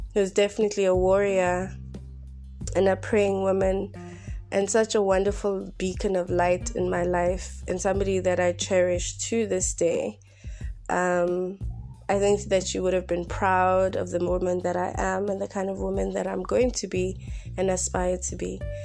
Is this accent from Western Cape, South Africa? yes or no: no; Bloemfontein, Free State, South Africa; I'm broadcasting from my mother's home in my hometown in Bloemfontein